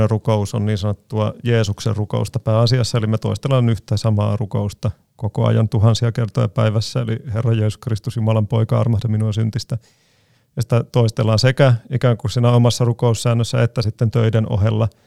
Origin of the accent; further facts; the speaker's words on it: Greece; meillä Kreikassa sitten pääsiäis sunnuntain, iltapäivänä, kun luetaan evankeliumista, niin luetaan monella eri kielellä